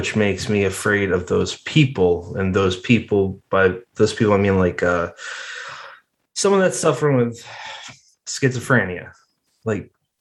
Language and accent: English; Massachusetts, United States; also born or lived in South Jersey; now in New Jersey, United States; I'm originally from Massachusetts